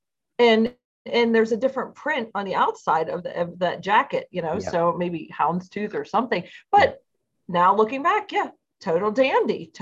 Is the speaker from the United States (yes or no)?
yes; United States; I'm from the States.